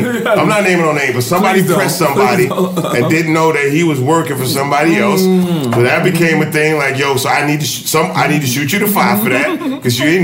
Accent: Port Arthur, Texas, United States; I grew up an hour and a half away from Houston.

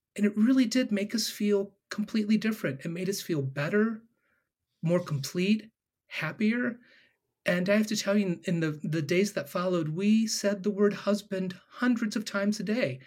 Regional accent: Ohio, United States; am born and raised in Ohio

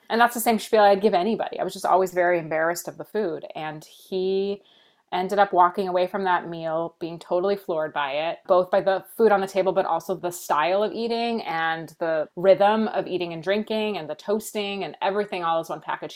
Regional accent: United States; I was born here in the States.

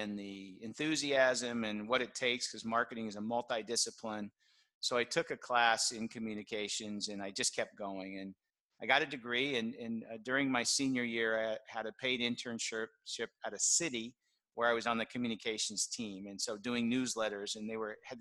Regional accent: Southern California, United States; I grew up in Southern California

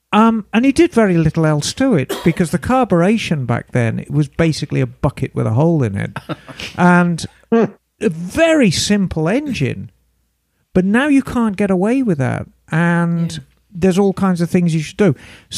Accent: Buffalo, New York, United States; And I'm from Buffalo, New York.

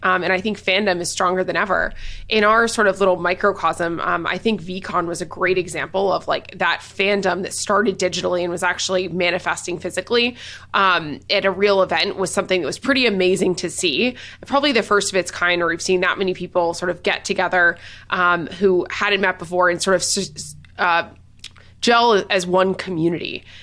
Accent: Nashville, Tennessee, United States; I'm from Nashville

